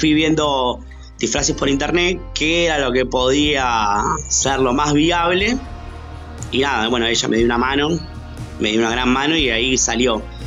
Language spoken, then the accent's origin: Spanish; Argentina; lo que somos los argentinos